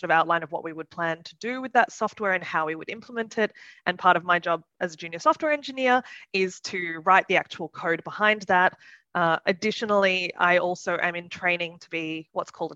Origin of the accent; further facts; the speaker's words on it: Sydney, New South Wales, Australia; moved away as an adult; now in Leipzig, Germany; I live in Leipzig in Germany. So I moved here 5.5 years ago, actually. So it's been a while, but I come from Sydney originally.